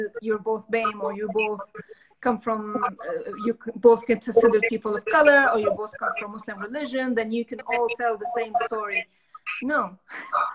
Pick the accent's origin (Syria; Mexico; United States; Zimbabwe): Syria; Damascus, Damascus Governorate; moved away as an adult; now in London, United Kingdom; I was raised in Damascus